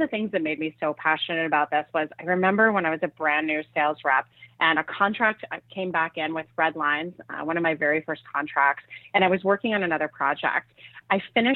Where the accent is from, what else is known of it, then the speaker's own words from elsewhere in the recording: Switzerland; moved away; I'm originally from Switzerland